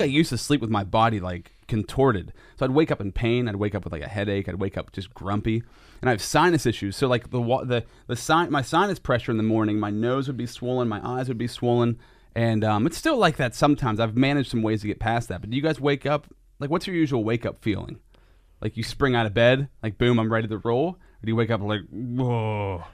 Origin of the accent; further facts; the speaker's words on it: Sinking Valley, Pennsylvania, United States; I lived in Sinking Valley, which was like the country